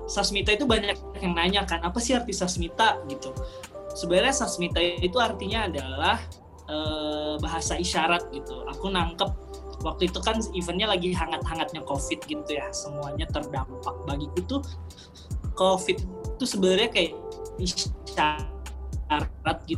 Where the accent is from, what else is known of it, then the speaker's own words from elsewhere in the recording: Sampit, Central Kalimantan, Indonesia; waktu itu aku benar-benar udah terkunci di di Sampit di kampung aku di Kalimantan Tengah gitu